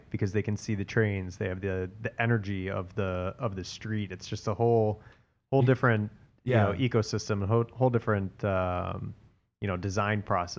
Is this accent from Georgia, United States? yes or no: yes; Atlanta, Georgia, United States; You know, I grew up in Atlanta.